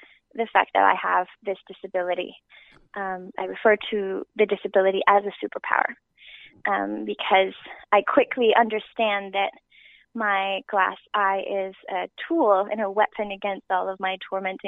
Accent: Timmins, Ontario, Canada; also born or lived in Porcupine, Ontario; I moved from Timmins, Ontario to Porcupine, Ontario

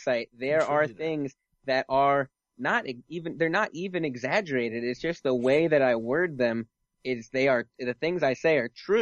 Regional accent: New York, United States; I'm a New Yorker

